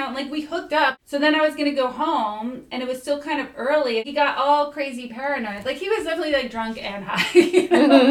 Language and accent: English; New Jersey, United States; moved away as an adult; I grew up in Jersey